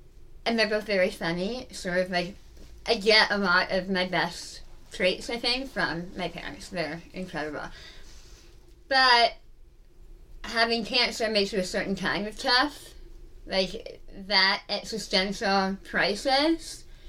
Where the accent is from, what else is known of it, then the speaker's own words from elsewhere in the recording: United Kingdom; Like I mentioned, I'm British and not the fancy kind. Like, my parents are from, like, the East End of London.